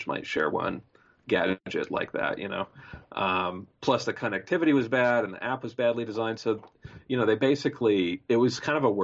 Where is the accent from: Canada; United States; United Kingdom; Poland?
United States; Pacific Northwest; moved away as an adult; also born or lived in San Francisco Bay Area; I grew up in the Pacific Northwest